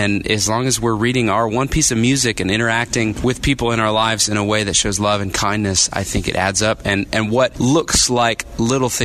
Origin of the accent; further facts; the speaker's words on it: Texas, United States; I grew up in Texas